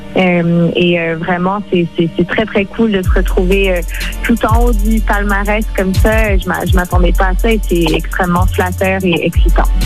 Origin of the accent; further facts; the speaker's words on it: Montreal, Quebec, Canada; first language French; ma première langue est le français, mais j'ai toujours grandi dans un univers très bilingue. J'ai grandi à Montréal.